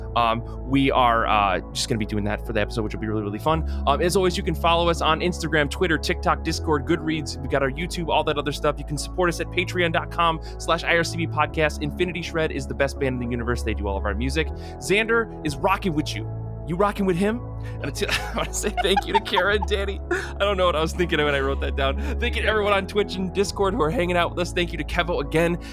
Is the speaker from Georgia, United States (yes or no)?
no; Michigan, United States; now in New Jersey, United States; born and raised in Michigan, now I live out in big old New Jersey